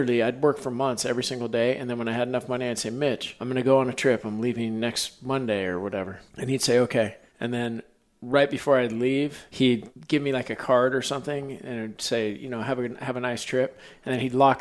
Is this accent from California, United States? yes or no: yes; San Diego, California, United States; growing up in San Diego